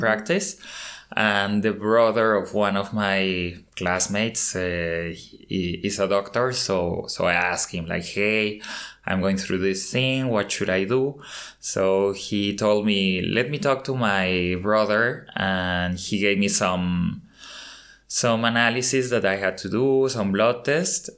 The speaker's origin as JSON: {"language": "English", "region": "Mexico City", "country": "Mexico", "tie": "born or raised there", "moved": "yes", "said": "I was born in Mexico City and I have lived in different countries uh, across many years"}